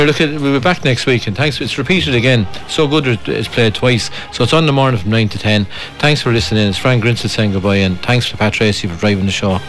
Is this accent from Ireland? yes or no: yes; Ireland; I would imagine we're Irish